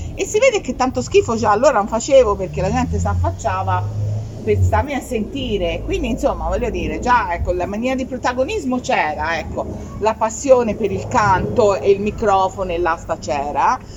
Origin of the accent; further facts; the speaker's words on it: Scandicci, Tuscany, Italy; stavo a Firenze perché io sono di Firenze, sono di Scandicci